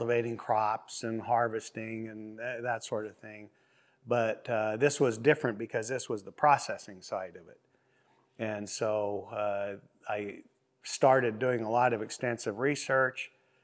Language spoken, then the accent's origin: English; Burley, Idaho, United States; now in Oregon, United States; I was born in 61 in Burley, Idaho. And my family operated a large ranch